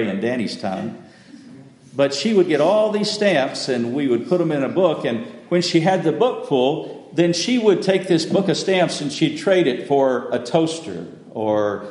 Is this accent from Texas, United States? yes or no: yes; West Texas, United States; I grew up in West Texas